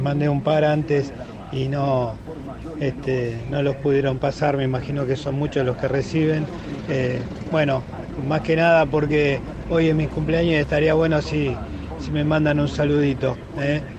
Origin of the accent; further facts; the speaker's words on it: Bahía Blanca, Buenos Aires Province, Argentina; yo, que soy de Bahía Blanca